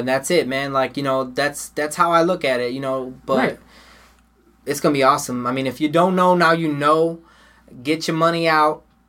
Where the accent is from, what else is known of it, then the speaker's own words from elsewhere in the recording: United States; I'm American of Puerto Rican descent, but I'm American, okay? I was born in this country. This is my country, okay?